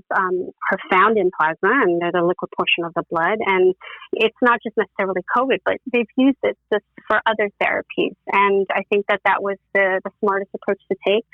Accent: New York City, New York, United States; moved away as an adult; also born or lived in Tennessee; born and raised in the Bronx, my parents still live in the same apartment that I was born

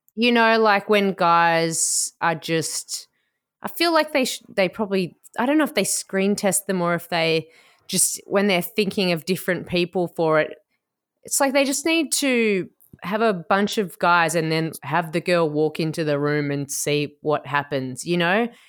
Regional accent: Melbourne, Victoria, Australia; I'm from Port Melbourne, which is like, it's like a five minute walk to the Crown Casino in Melbourne

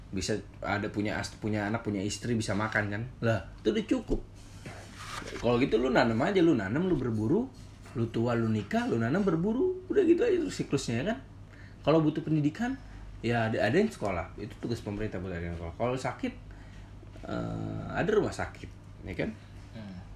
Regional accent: Jakarta, Indonesia; gue punya keterbatasan gue sebagai orang Jakarta

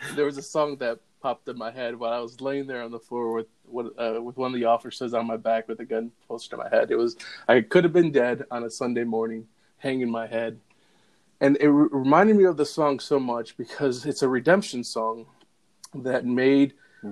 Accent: Holland, Michigan, United States; moved away as an adult; now in Aurora, United States; I moved from West uh, Michigan, that's where I was yep. born and raised, in a small town called Holland

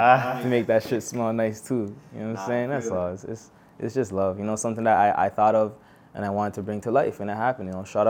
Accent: Toronto, Ontario, Canada; born and raised in Toronto

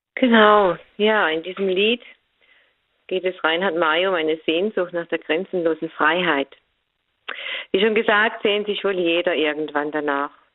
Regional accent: Germany; bei uns in Deutschland

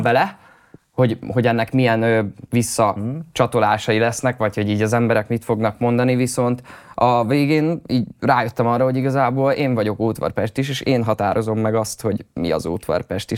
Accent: Hódmezővásárhely, Csongrád-Csanád, Hungary; also born or lived in Szentes; now in Budapest, Hungary; Ott születtem igazából, ott nőttem fel

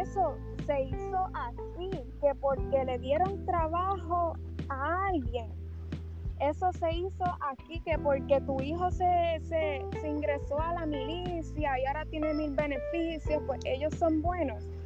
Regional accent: Vieques, Puerto Rico; also born or lived in Guayama / Patillas; yo nací en Guayama, mis primeros dos años los viví en Patillas y a partir de ahí fue que, que comencé a residir en Vieques

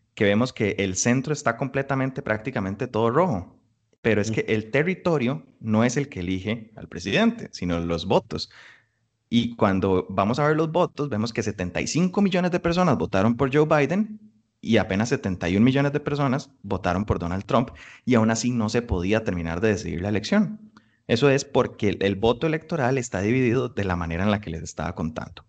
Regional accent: Costa Rica; nosotros como costarricenses

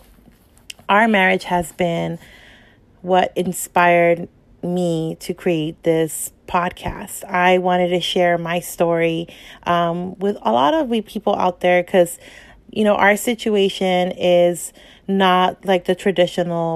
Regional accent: Los Angeles, California, United States; also born or lived in El Salvador; now in San Fernando Valley, United States; I practically lived my whole life

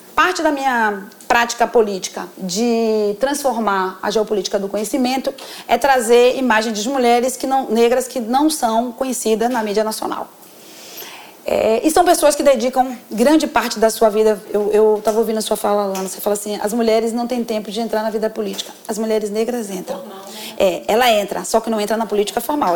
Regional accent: Northeast Region, Brazil; Como nordestina

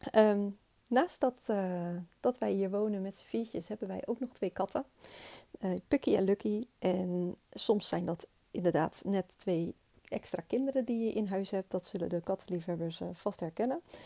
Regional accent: Rotterdam, South Holland, Netherlands; Ik ben opgegroeid in Hoogvliet met mijn twee ouders en mijn zusje.

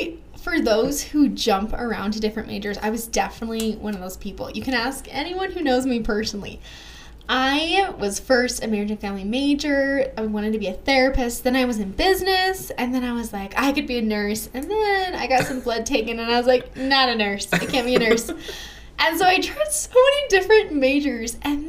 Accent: Tempe, Arizona, United States; I'm from Tempe, Arizona, and for those who don't know where that is, right next to Mesa and Gilbert

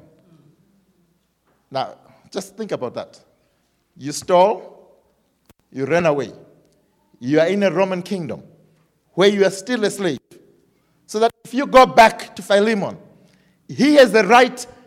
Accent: Zimbabwe; we are from Zimbabwe

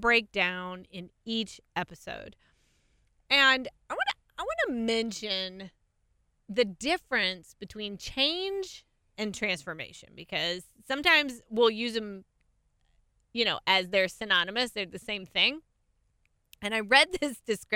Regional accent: California, United States; I grew up in California

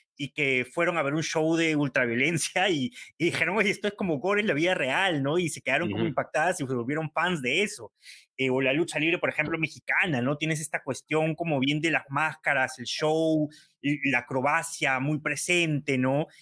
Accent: Peru; nuestro país

